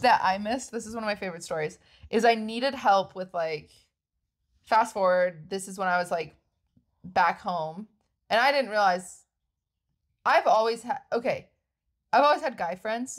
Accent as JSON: {"language": "English", "region": "Washington", "country": "United States", "moved": "as an adult", "lives_now": "California, United States", "said": "I'm from Washington"}